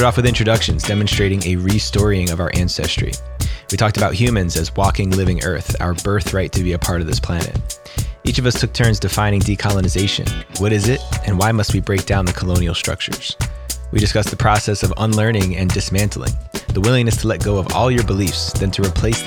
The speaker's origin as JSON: {"language": "English", "town": "Woodridge", "region": "New Jersey", "country": "United States", "moved": "yes", "lives_now": "Santa Cruz, United States", "said": "I hail from Santa Cruz, California, currently originally from Woodridge, New Jersey on the East Coast."}